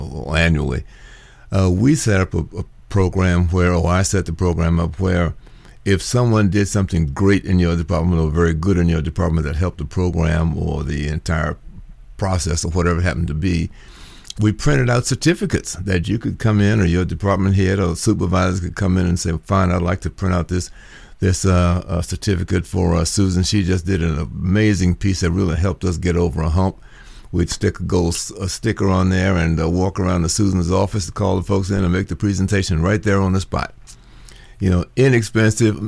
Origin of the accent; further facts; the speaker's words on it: Washington, District of Columbia, United States; moved away; I'm originally from Washington, D.C., and worked in federal government